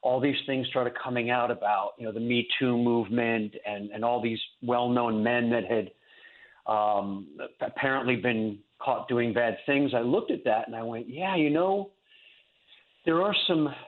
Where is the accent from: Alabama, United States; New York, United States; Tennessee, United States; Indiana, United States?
New York, United States; moved away as an adult; now in Fort Lauderdale, United States; I was born and raised in New York, right outside New York City